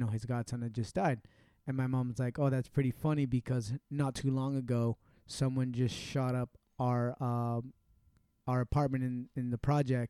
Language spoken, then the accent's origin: English; Lowell, Massachusetts, United States; born or raised there; also born or lived in Puerto Rico